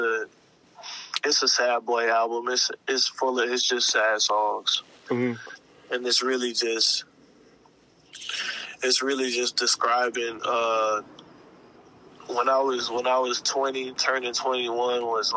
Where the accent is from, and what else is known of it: Fort Worth, Texas, United States; born or raised there; also born or lived in Chicago, Illinois